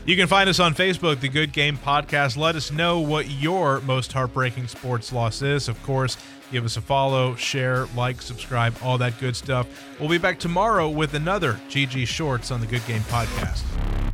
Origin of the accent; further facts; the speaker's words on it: Columbus, Ohio, United States; growing up in Columbus, Ohio, in the nineties